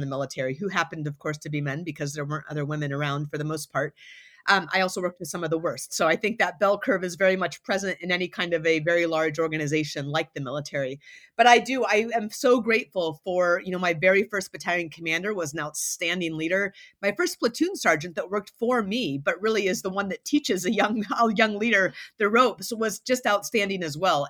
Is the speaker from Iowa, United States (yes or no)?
no; Anchorage, Alaska, United States; moved away as an adult; I had gone to Duke from my hometown of Anchorage, Alaska